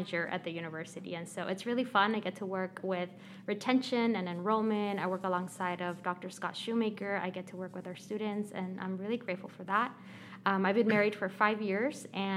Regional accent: Mexico City, Mexico; English is a second language; now in United States; born in Mexico City. My family moved to the States in 1989

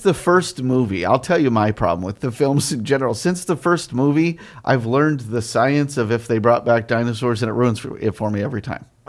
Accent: Arizona, United States; I grew up in Arizona in the eighties

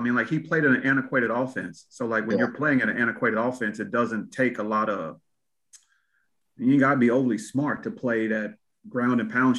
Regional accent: Texas, United States; moved away as an adult; also born or lived in Florida; I'm originally from Texas.

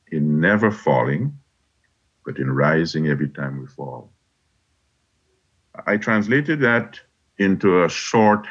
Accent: Guyana; now in United States; growing up in Guyana

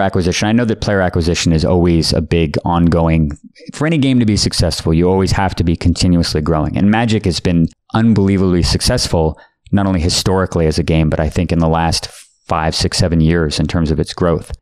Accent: Palo Alto, California, United States; There was a store called Gamescape in Palo Alto, California, which was my hometown

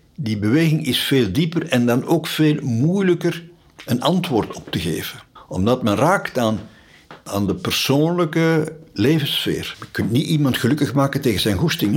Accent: Sint-Stevens-Woluwe, Flanders, Belgium; Ik ben nog opgegroeid in Sint-Stevens-Woluwe

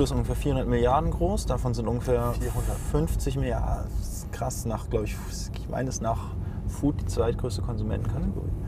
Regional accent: Hamburg, Germany; ich als Hamburger war, glaube ich, so, ich weiß nicht, glaub ich glaube, ich war am ersten Event, wo noch 200 Leute waren.

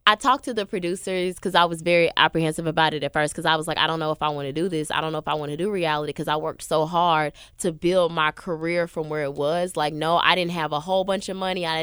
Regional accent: the South, United States; And I was like, yeah. I'm from the South. I want to show about my life.

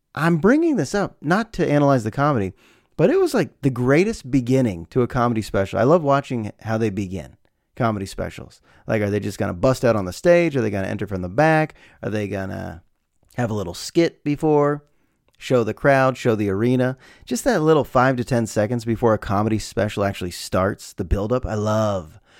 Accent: United States; A lot of us here in America

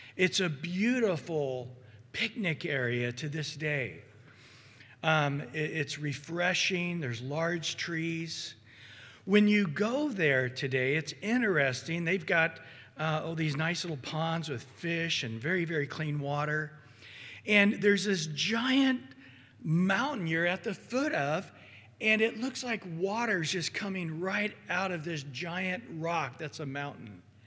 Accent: Central Valley, California, United States; I grew up in the Central Valley

